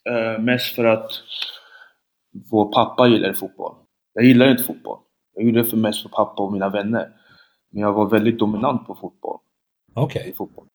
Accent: Linköping, Östergötland, Sweden; born or raised there; Swedish is a second language

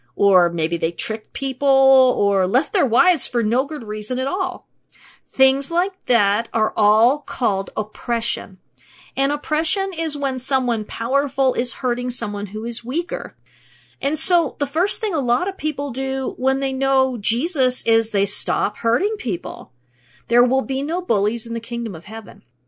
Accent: Pittsburgh, Pennsylvania, United States; I was born in Pittsburgh, Pennsylvania, which means that my hometown boasts three amazing sports teams

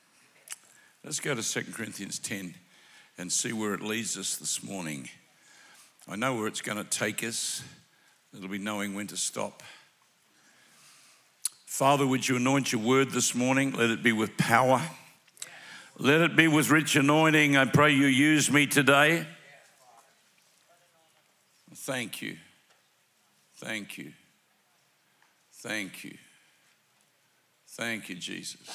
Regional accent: Melbourne, Victoria, Australia; We are from Melbourne. We call it Melbourne, M-E-L-B-U-N, Melbourne, Australia.

